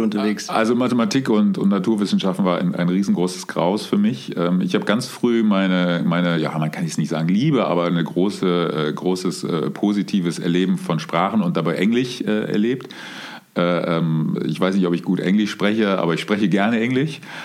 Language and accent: German; Cologne, North Rhine-Westphalia, Germany; also born or lived in Munich; gebürtig, geboren bin ich, bin ich äh, in, in Köln. Ähm, wie man sagt, auf der falschen Rheinseite in Köln-Deutz